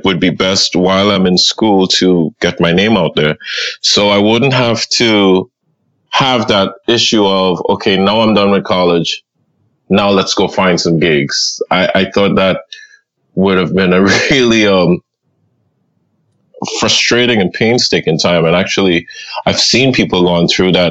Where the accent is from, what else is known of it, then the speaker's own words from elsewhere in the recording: Trinidad & Tobago; now in Miami, United States; Growing up in Trinidad